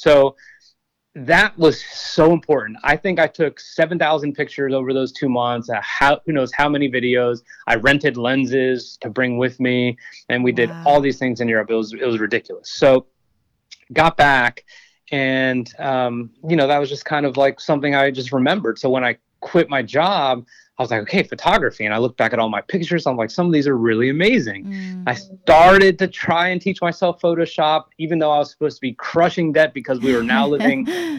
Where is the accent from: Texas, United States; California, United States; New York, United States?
Texas, United States; Austin; I mean, I came from Austin, Texas, so small compared